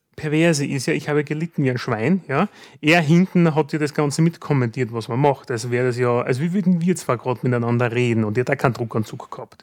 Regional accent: Styria, Austria; bei uns in der Steiermark

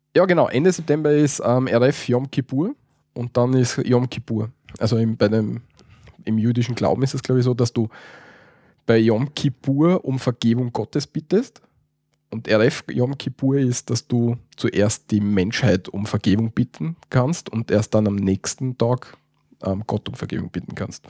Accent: Austria; bei uns in Österreich

